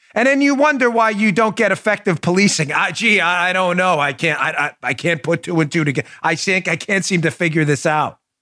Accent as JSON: {"language": "English", "town": "New York City", "region": "New York", "country": "United States", "tie": "born or raised there", "moved": "yes", "lives_now": "Florida, United States", "said": "my hometown of New York City"}